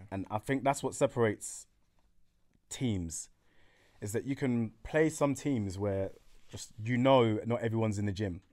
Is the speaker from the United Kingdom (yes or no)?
yes; London, United Kingdom; I'm from Hackney